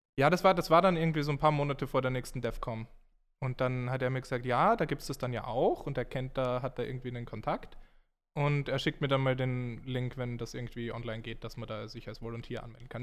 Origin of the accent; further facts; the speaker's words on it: Graz, Styria, Austria; moved away as an adult; now in Munich, Germany; wo ich herkomme aus Graz